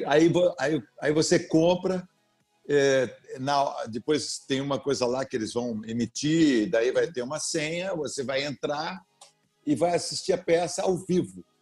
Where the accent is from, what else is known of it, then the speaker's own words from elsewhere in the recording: Sorocaba, São Paulo, Brazil; a história da minha infância e da minha adolescência em Sorocaba